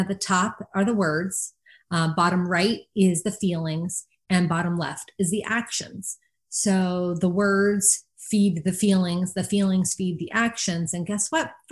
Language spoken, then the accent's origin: English; New Jersey, United States; I'm from New Jersey